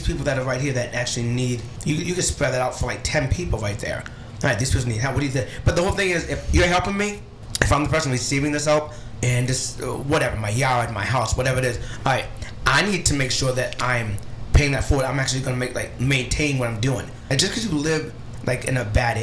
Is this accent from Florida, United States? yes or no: no; Cape Cod, Massachusetts, United States; growing up in the Cape